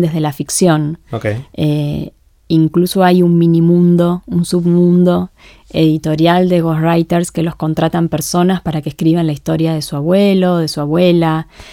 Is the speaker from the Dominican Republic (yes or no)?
no; Argentina; somos argentinas